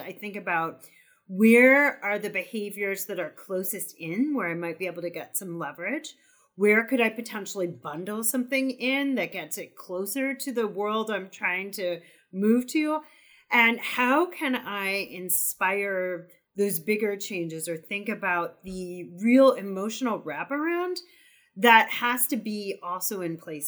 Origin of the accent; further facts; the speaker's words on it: Wisconsin, United States; also born or lived in California; now in Vermont, United States; I'm originally from Wisconsin via California to Vermont